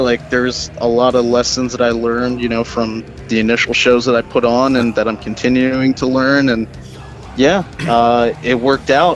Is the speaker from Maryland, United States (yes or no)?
yes; Baltimore, Maryland, United States; also born or lived in New Jersey; I'm pretty much from Maryland. I grew up in and out of Baltimore County, Baltimore City my whole life